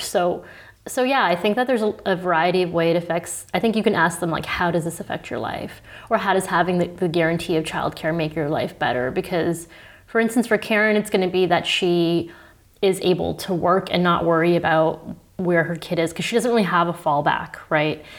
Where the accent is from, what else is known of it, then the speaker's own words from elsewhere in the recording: Toronto, Ontario, Canada; moved away as an adult; now in Berlin, Germany; in Toronto, where I'm from